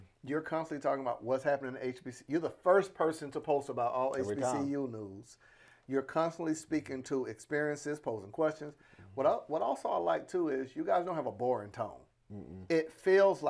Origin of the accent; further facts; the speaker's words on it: Panama City, Florida, United States; now in Atlanta, United States; I'm from Panama City